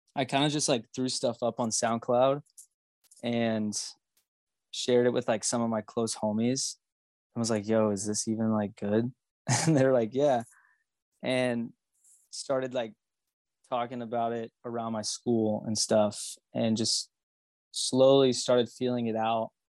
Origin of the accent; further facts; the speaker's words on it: Magnolia, Texas, United States; I grew up in Magnolia, Texas, which is like a tiny little town outside of Houston.